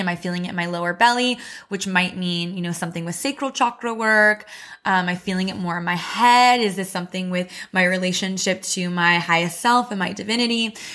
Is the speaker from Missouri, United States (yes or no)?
yes; Missouri, United States; moved away as an adult; also born or lived in Chicago; I moved to Chicago for college and I grew up in Missouri